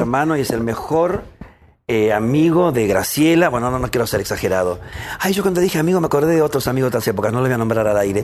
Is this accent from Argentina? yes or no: yes; Buenos Aires, Argentina; Yo nací acá en Buenos Aires, nací ahí y, a ver, tuve una vida bellísima con mi hermano y con mis padres